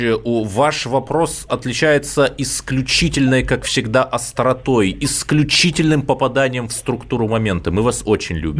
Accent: Cherepovets, Vologda Oblast, Russia; я простой парень из Череповца.

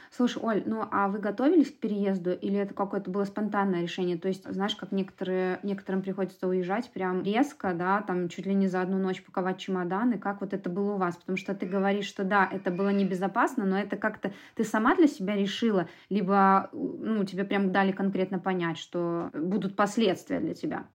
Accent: Minsk, Belarus; Я родилась в Минске, всю жизнь прожила в Минске

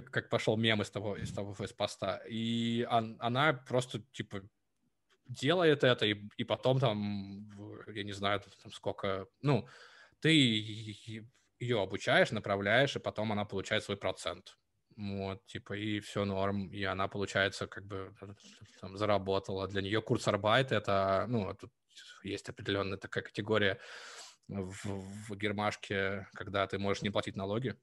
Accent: Novosibirsk, Novosibirsk Oblast, Russia; moved away as an adult; also born or lived in Lithuania; я жил в детстве в Новосибирске

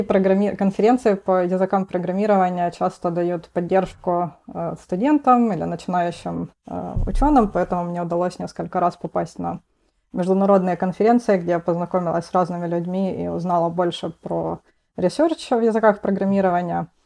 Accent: Rostov-on-Don, Rostov Oblast, Russia; moved away as an adult; now in Boston, United States; я из города Ростов-на-Дону

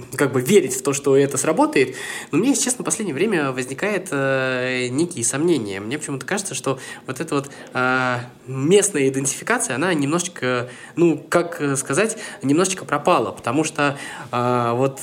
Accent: Samara, Samara Oblast, Russia; я из Самары

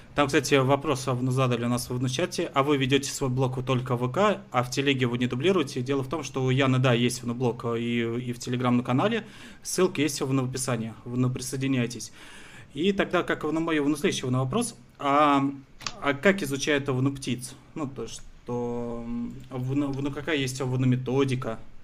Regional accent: Moscow, Russia; я вот э, родился, вырос на Москве

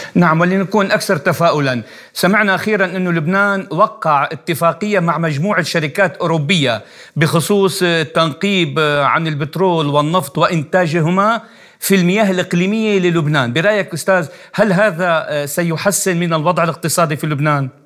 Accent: Syria; انا من سوريا

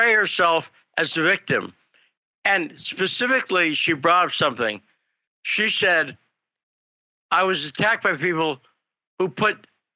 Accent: United States; as an American

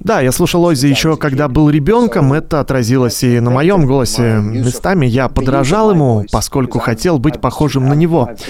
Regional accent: Finland; born or raised there

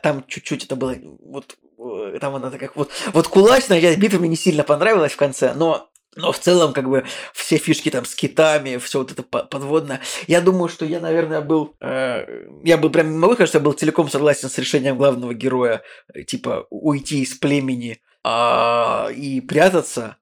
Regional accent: Saint Petersburg, Russia; Мы такие, Санкт-Петербург

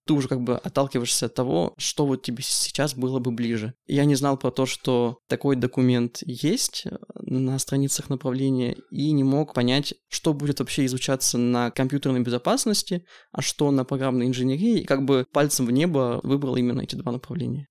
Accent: Yekaterinburg, Sverdlovsk Oblast, Russia; решил остаться в родном городе.

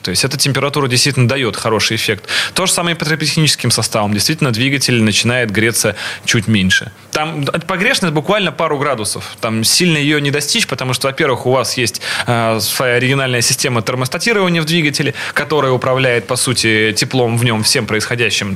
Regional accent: Saint Petersburg, Russia; касательно Питера всё-таки, мой родной город

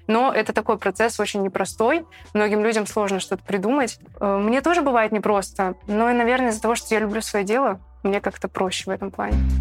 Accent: Petropavl, North Kazakhstan Region, Kazakhstan; moved away as an adult; now in Saint Petersburg, Russia; я из маленького города. Я из Петропавловска, Северный Казахстан

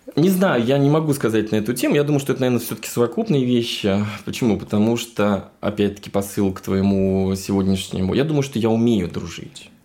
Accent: Moscow, Russia; moved away as an adult; also born or lived in Sochi / Vienna; Я действительно москвич, я коренной москвич, родился в Москве

